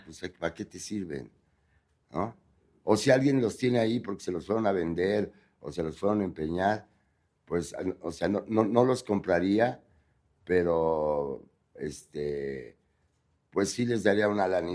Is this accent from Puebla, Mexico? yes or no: yes; Puebla, Mexico; moved away; nací en Puebla